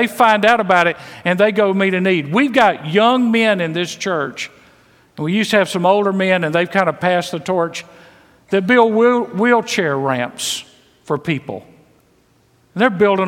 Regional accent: Mississippi, United States; I was raised in Mississippi, full of prejudice.

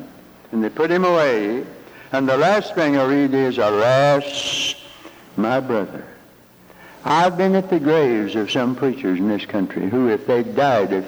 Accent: Hickory, North Carolina, United States; moved away; I'm from Hickory, North Carolina, rural free delivery, Route 1.

